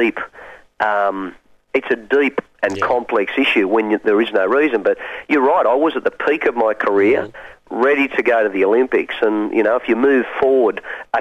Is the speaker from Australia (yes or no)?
yes; Hunter Valley, New South Wales, Australia; I grew up on a dairy farm in the Hunter Valley